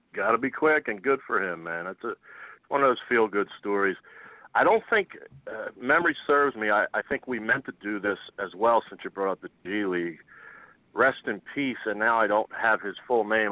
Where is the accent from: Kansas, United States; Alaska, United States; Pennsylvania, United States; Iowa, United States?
Pennsylvania, United States; Philadelphia; I I am from Philadelphia